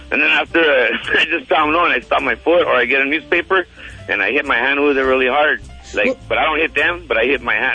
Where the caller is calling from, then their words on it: Montebello, California, United States; I'm calling from Montebello